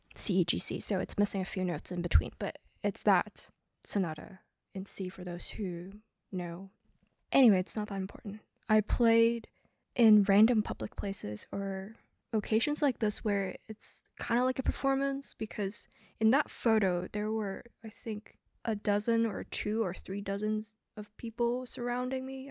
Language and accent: English; Hong Kong; I grew up in Hong Kong